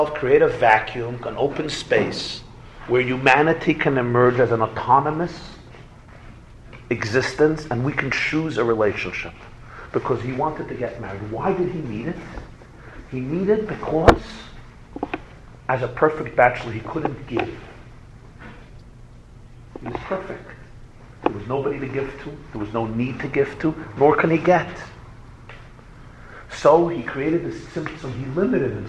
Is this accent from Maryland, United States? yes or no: no; New York, United States; I come from New York